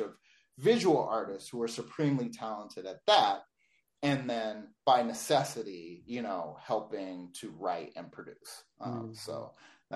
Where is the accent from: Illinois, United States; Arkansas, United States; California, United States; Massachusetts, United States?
California, United States; Los Angeles; also born or lived in Atlanta; I grew up in Los Angeles